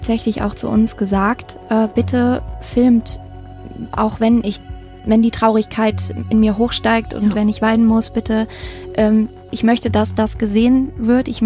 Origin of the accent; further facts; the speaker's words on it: Mettmann, North Rhine-Westphalia, Germany; Ja, wir sind äh, in meiner alten Heimat im äh, Mettmann tatsächlich auf äh, dem Halbeshof.